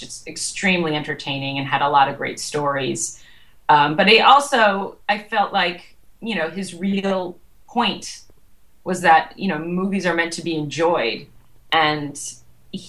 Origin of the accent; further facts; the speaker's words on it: Western Massachusetts, United States; now in New York, United States; where I grew up in Western Massachusetts